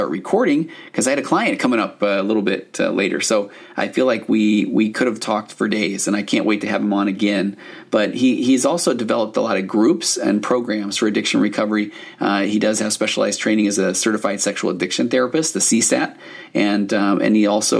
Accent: Highland, Utah, United States; Highland. So I grew up there

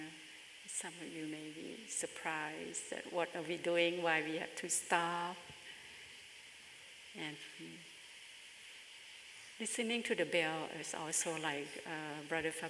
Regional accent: Bangkok, Thailand; moved away; my hometown is in Bangkok in Thailand

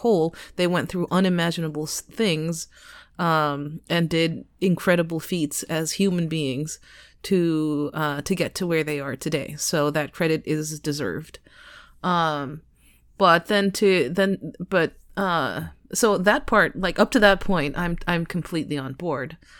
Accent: United States; I am American

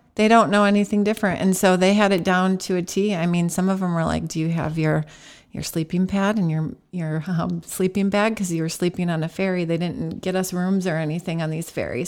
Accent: Holt, Michigan, United States; also born or lived in Lansing, Michigan; Grew up in Holt, Michigan, just south of Lansing.

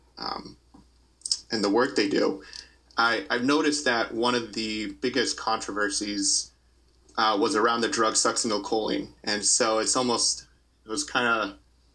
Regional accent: Massachusetts, United States; moved away as an adult; also born or lived in Austin, Texas; now in Scranton, United States; I'm originally from Massachusetts, and I did 3 years of ICU work in Austin, Texas

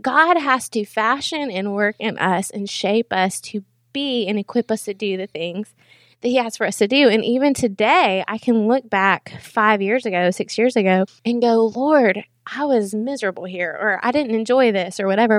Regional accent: Knoxville, Tennessee, United States; I'm from Knoxville, went to Powell 'cause I'm a Powell girl, and then graduated from U T

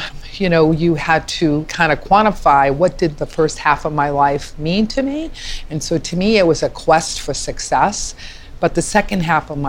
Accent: Massachusetts, United States; now in Thousand Oaks, United States; I'm from Massachusetts

